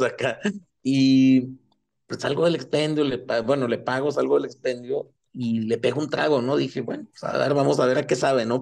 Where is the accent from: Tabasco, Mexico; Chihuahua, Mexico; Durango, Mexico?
Chihuahua, Mexico; nací, crecí aquí en Chihuahua